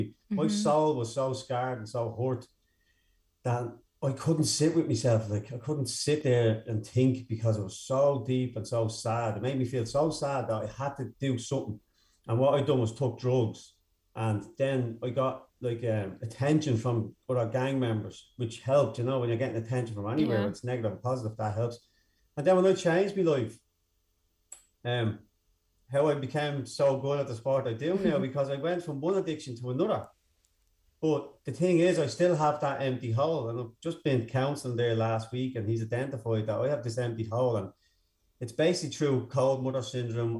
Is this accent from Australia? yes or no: no; Dublin, County Dublin, Ireland; also born or lived in Dunfermline; I grew up in Darndale, North County Dublin